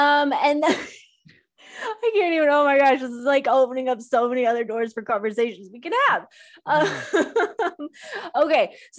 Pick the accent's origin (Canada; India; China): India; I'm an Indian. Same, first gen.